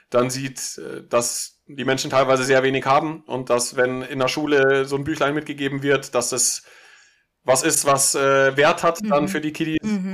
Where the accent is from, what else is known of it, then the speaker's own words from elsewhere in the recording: Munich, Bavaria, Germany; ich komme aus München